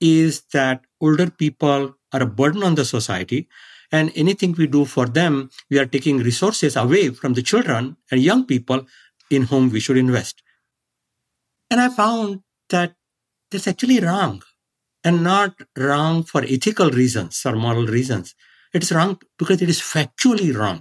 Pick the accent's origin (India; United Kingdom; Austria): India; now in San Diego, United States; I grew up in India